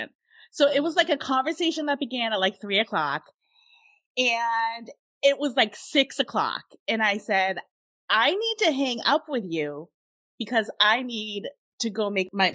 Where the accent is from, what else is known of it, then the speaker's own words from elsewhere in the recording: Massachusetts, United States; I'm from Massachusetts.